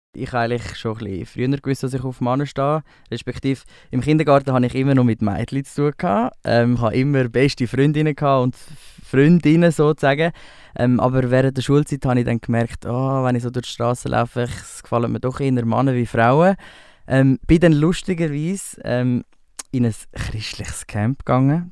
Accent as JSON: {"language": "German", "town": "Spreitenbach", "region": "Aargau", "country": "Switzerland", "tie": "born or raised there", "also_born_or_lived": "Winterthur", "moved": "yes", "lives_now": "Zurich, Switzerland", "said": "ich habe eigentlich meine ganze Kindheit in Spreitenbach ähm, erlebt. Dort bin ich aufgewachsen"}